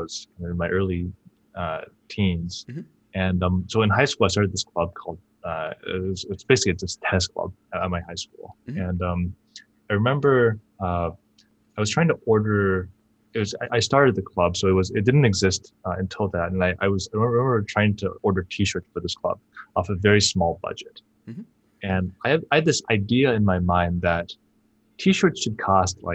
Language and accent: English; Bay Area, California, United States; also born or lived in China; I was born in China, and I moved to the Bay Area when I was 3 years old